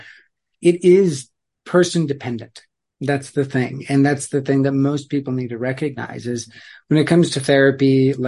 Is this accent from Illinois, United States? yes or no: no; Black Hills of South Dakota, United States; we grew up in the Black Hills of South Dakota